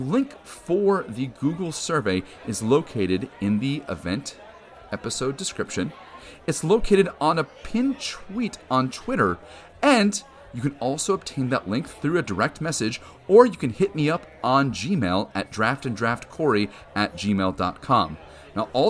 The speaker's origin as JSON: {"language": "English", "region": "Wisconsin", "country": "United States", "moved": "yes", "said": "I'm originally from Wisconsin"}